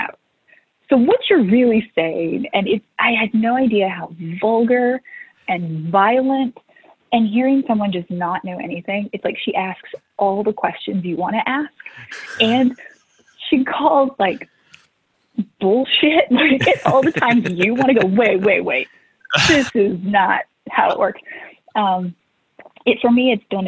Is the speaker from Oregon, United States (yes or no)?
no; Missouri, United States; born or raised there; also born or lived in Louisiana